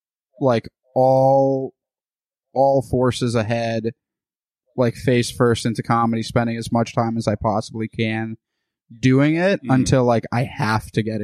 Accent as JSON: {"language": "English", "country": "United States", "tie": "born there", "said": "I was born in the United States."}